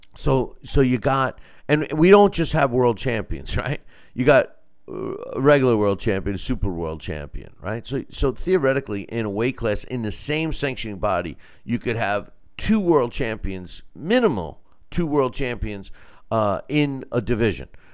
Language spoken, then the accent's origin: English; United States; I'm, I'm American, right? I'm, I'm Italian-American